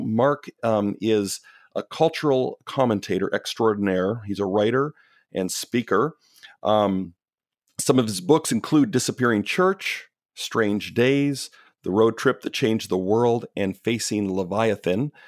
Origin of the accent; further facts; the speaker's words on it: Canada; moved away as an adult; also born or lived in Pacific Northwest near Portland, Oregon; now in Portland, United States; I'm Canadian. I grew up, born and raised in Canada, moved down to the States in my twenties